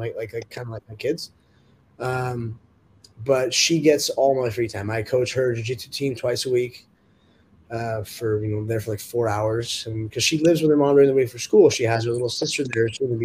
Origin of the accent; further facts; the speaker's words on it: Orange County, California, United States; where I grew up in Orange County, California